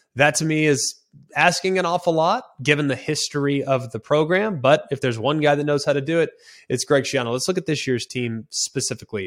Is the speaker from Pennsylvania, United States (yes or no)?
no; Dallas, Texas, United States; I'm from Dallas, Texas